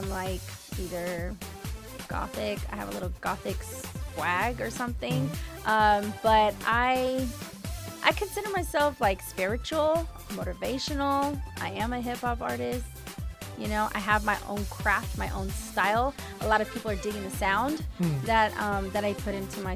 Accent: Pacifica, California, United States; also born or lived in San Francisco, California / Daly City, California; I was born in San Francisco, but I was raised in Daly City and Pacifica, which is in the outer parts of San Francisco

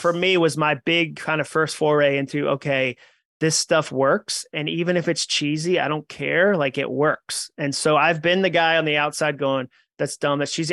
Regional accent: New England, United States; I grew up in New England with, like, a Goodwill Hunting size chip on my shoulder.

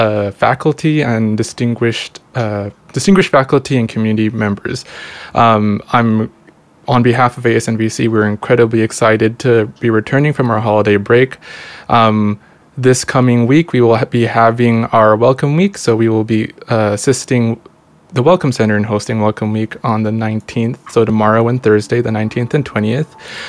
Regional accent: Texas, United States; I'm from Texas.

